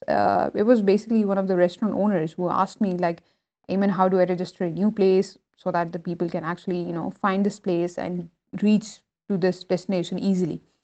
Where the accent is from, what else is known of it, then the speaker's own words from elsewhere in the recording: Pakistan; I was born and raised in Pakistan